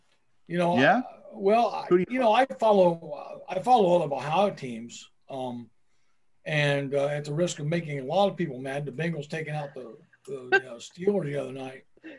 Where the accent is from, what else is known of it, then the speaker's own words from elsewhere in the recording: Turkey; You know, I'm from Turkey. So You guys can forget it. You might be cold countries, but I wasn't born in a cold country.